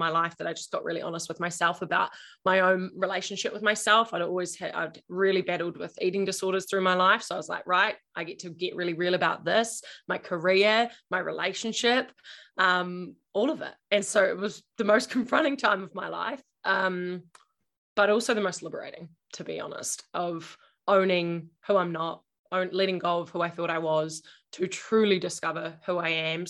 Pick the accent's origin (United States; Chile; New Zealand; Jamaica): New Zealand; Invercargill, Southland; moved away; also born or lived in Auckland; I grew up in Invercargill, the bottom of New Zealand